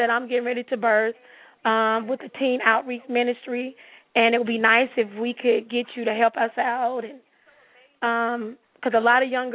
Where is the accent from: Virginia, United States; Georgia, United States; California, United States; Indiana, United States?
Georgia, United States; Atlanta; I'm from Atlanta